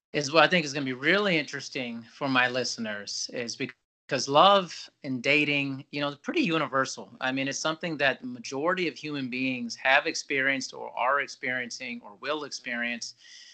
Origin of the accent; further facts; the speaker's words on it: Germany; born there; I grew up partially in Europe, actually. So, and I was born in Germany. I've lived there twice and been all around Europe.